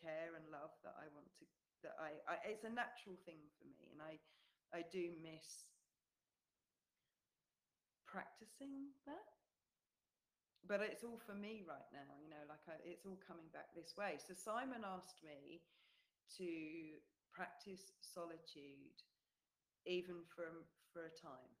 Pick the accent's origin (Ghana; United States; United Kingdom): United Kingdom; England; moved away as an adult; now in New Zealand; because we're away from England, we're in New Zealand, we have no family here